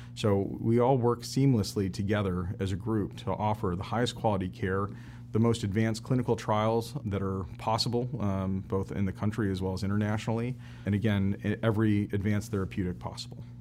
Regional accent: Kalamazoo, Michigan, United States; I'm originally from Kalamazoo, Michigan.

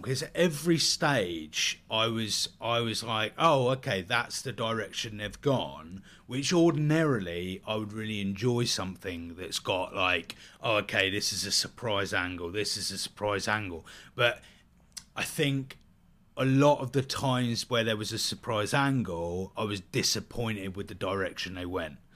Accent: United Kingdom; we're both British, so we're getting that kind of British humour

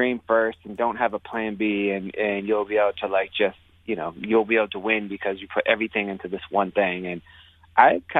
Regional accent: Youngstown, Ohio, United States; moved away as an adult; now in Brooklyn, United States; where I grew up in Youngstown, Ohio

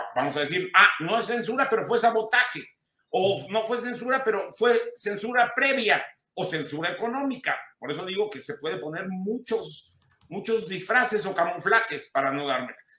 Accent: Mexico; un país que es el mío y del que me podía haber ido hace muchos años y no lo hice, que es México.

